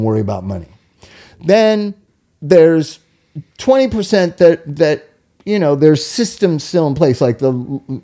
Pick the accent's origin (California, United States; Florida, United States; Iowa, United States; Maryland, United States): California, United States; Inglewood; I grew up in Inglewood, was a white suburb of Los Angeles